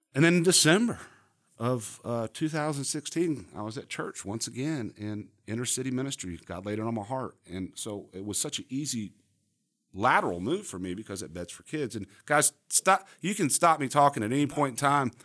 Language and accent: English; Charlotte, North Carolina, United States; also born or lived in Miami, Florida / Coral Gables, Florida; I grew up here in Charlotte, uh, moved from Miami, Coral Gables, Miami